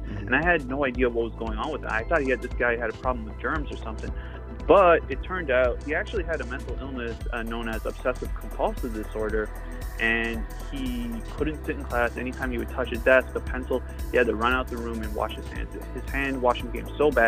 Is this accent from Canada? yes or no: yes; Toronto, Ontario, Canada; I was born and raised in Toronto, Canada